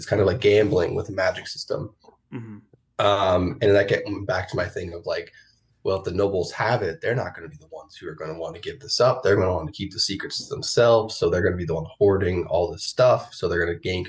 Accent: New York, United States; I grew up in New York around 9/11, and I was a kid.

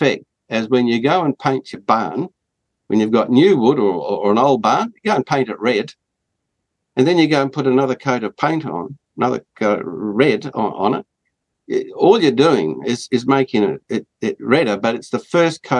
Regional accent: Australia; as an Australian

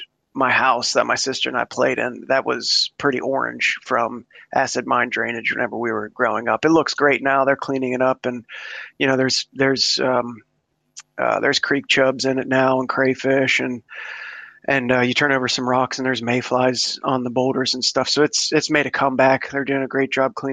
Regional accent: southwestern Pennsylvania, United States; now in Houston, United States; I'm originally from Pennsylvania

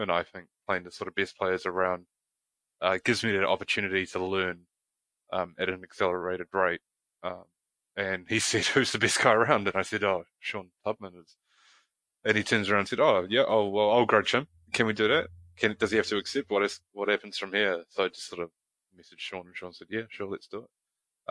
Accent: New Zealand; we're both from New Zealand.

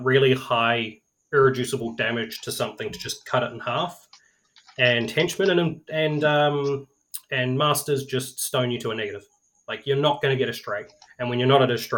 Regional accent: New Zealand; being a New Zealander

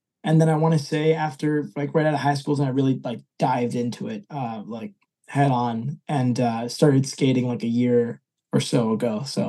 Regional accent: New England, United States; now in Lyme, United States; I grew up in New England for the most part.

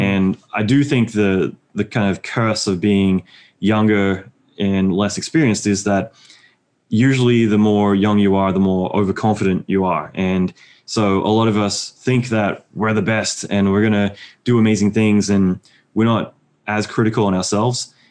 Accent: Australia; moved away as an adult; now in United States; being Australian

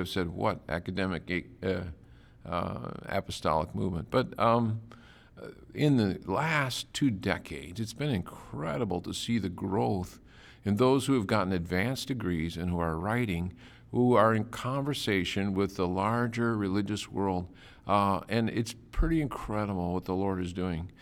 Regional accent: St. Paul, Minnesota, United States; I was born and raised in St. Paul, Minnesota

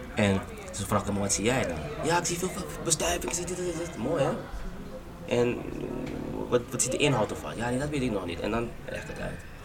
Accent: Curaçao; now in Amsterdam, Netherlands; ik kom van Curaçao en ik zie van hier in Amsterdam

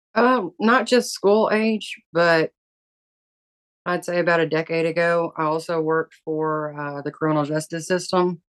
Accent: the South, United States; I grew up in the South

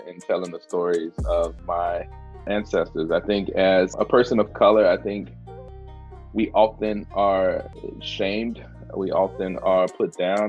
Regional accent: the South, United States; moved away; I'm from the South.

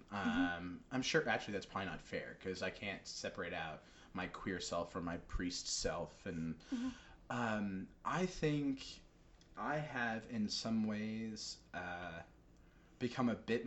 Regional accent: New York, United States; now in Rhode Island, United States; I'm from New York. There's a lot of colorful language in my vocabulary

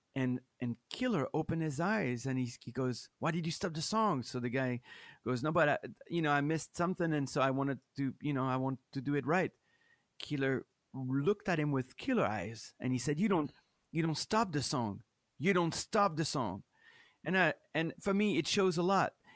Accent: France; English is a second language; moved away as an adult; also born or lived in Minneapolis / Chicago; I'm from France

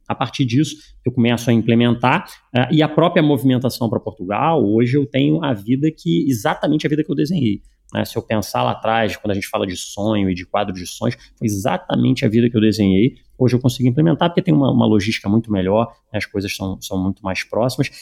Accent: Rio de Janeiro, Brazil; Eu nasci no Brasil, nasci no Rio de Janeiro

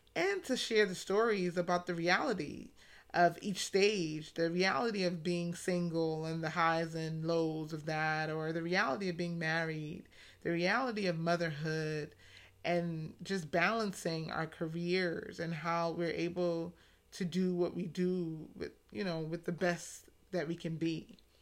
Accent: New York City, New York, United States; now in Atlanta, United States; I'm originally from New York City, specifically the Bronx, and now residing in Atlanta

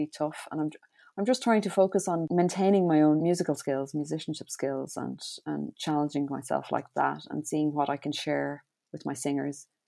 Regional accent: Ireland; our outputs as Irish choral singers

